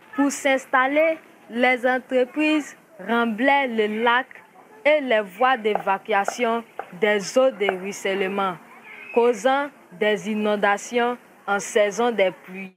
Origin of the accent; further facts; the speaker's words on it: San-Pédro, Côte d’Ivoire; j'ai 14 ans. Je viens de la Côte d'Ivoire. J'appartiens au groupement des enfants de San Pedro.